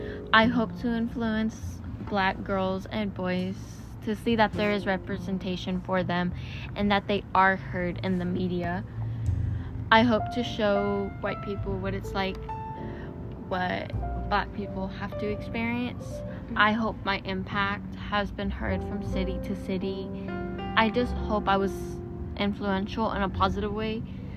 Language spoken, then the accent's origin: English; Washington, District of Columbia, United States; born there; I was born in Washington, D.C. I attended an all-white school, and I also attended an all-Black school.